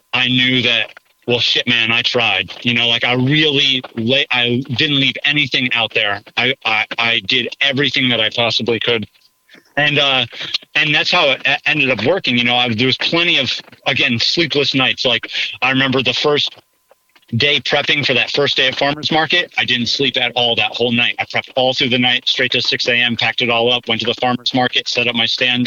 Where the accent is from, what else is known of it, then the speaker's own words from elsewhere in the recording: United States; now in Mifflinburg, United States; where I grew up on the Delaware River